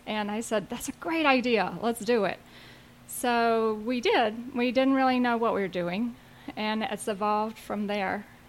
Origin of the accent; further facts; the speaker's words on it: South Carolina, United States; moved away as an adult; also born or lived in Asheville, North Carolina; now in Asheville area, North Carolina, United States; I grew up in South Carolina